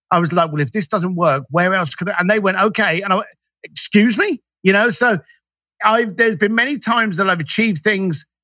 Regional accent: London, United Kingdom; as a Irish lad growing up in East London, I was ignorant to anything.

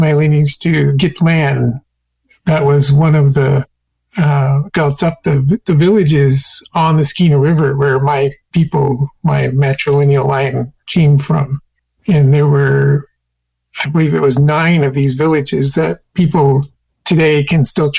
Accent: Metlakatla, Alaska, United States; also born or lived in Prince Rupert, British Columbia, Canada; now in Juneau, United States; I came up in Metlakatla, Alaska

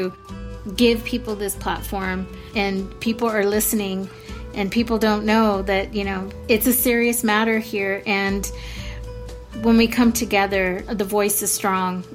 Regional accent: Fresno, California, United States; Fresno is my hometown

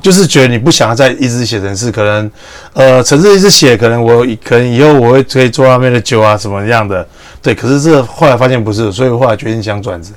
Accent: Taiwan; also born or lived in Vietnam; 我作为一个台湾人很佩服

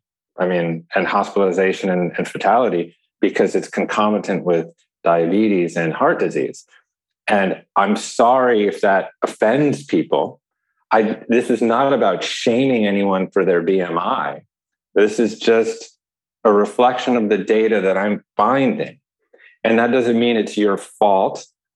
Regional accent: Chicago, Illinois, United States; born there; I was born in Chicago too.

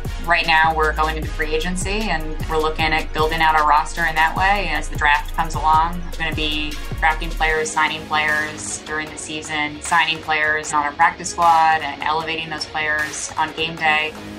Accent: San Diego, California, United States; I grew up in San Diego, and I grew up a Chargers fan.

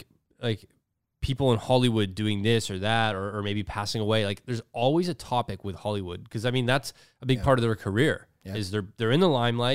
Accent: Mississauga, Ontario, Canada; Growing up as a kid, I used to skateboard at the post office. That's like literally what I did in Streetsville.

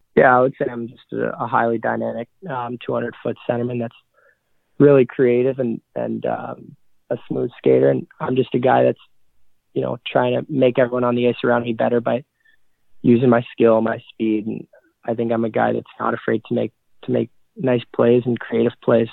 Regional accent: Mississauga, Ontario, Canada; also born or lived in Oakville, Ontario; I was born in Oakville, Ontario. Moved to Mississauga, Ontario

